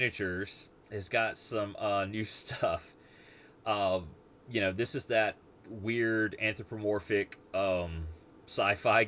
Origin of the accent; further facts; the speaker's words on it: United States; I'm an American